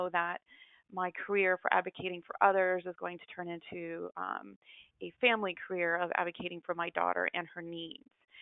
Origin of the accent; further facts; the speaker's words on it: Central Florida, United States; I'm from Central Florida